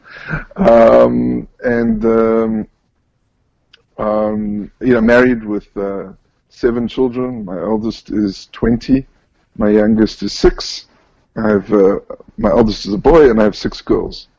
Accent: Johannesburg, Gauteng, South Africa; moved away as an adult; now in Israel; Um, so I was born and raised in South Africa, in Johannesburg.

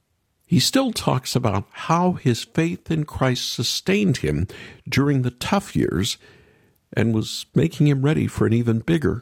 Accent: Seminole, Oklahoma, United States; moved away; Growing up in Seminole, Oklahoma, the last half of my childhood

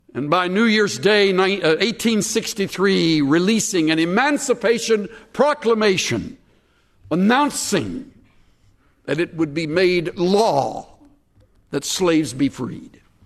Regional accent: United States; As an American

